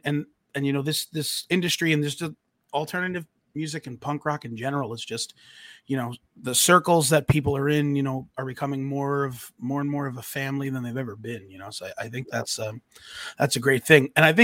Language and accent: English; New York, United States; You know, I grew up on Long Island with him.